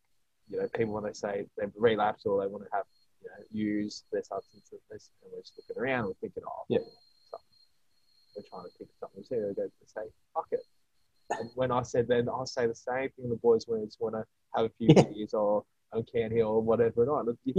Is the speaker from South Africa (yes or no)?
no; Australia; Being an Australian